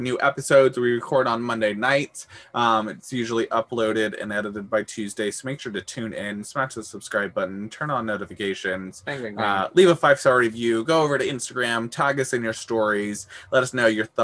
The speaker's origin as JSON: {"language": "English", "town": "Houston", "region": "Texas", "country": "United States", "said": "I'm from Houston, Texas"}